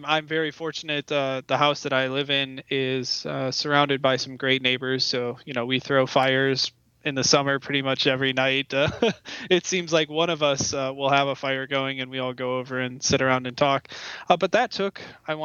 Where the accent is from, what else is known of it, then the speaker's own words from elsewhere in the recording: Luna Pier, Michigan, United States; moved away as an adult; also born or lived in Fort Wayne, Indiana / Sacramento, California; now in Sharon, United States; I spent most of my life, actually like 20 years of my life, growing up in Lunapeer, Michigan, which is right on the Ohio-Michigan line north of Toledo, Ohio